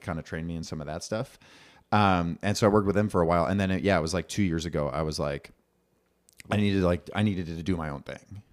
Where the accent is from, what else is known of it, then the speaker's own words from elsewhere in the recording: Bloomington, Minnesota, United States; now in Minneapolis, United States; I grew up in Bloomington